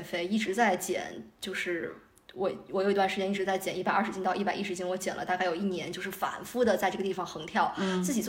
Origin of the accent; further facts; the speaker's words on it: China; 对于中国来讲，我们中国人自行车是我们基因里的东西